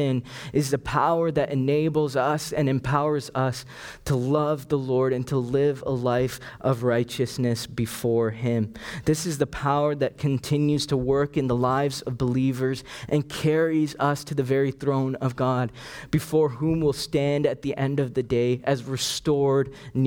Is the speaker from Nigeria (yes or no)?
no; Canada; also born or lived in Sri Lanka; I was born in Sri Lanka, and it was only when I was 5 that my family moved here to Canada.